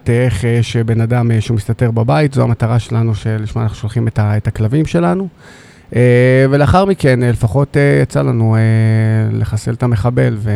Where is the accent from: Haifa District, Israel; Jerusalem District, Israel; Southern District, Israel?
Southern District, Israel; Beersheba; נולדתי וגדלתי כאן uh, בעיר באר שבע.